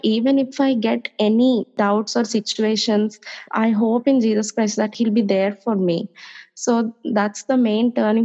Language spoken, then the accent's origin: English; India; I'm from India.